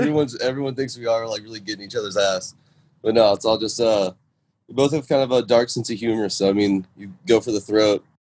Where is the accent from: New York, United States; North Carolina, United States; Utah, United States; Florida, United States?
Florida, United States; Jacksonville; Jacksonville, my hometown